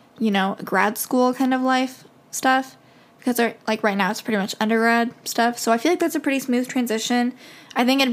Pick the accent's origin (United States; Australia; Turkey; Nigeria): United States; Des Moines, Iowa; When we say we're from Des Moines, we technically are from the suburbs of Des Moines